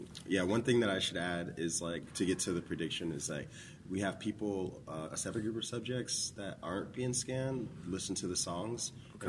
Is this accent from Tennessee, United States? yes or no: yes; Memphis, Tennessee, United States; now in New Jersey, United States; Yeah, so I'm from Memphis, Tennessee. It was the last place I moved from before I moved to New Jersey to go to grad school. But my mom was in the Navy, so we moved around a lot before we moved to Memphis.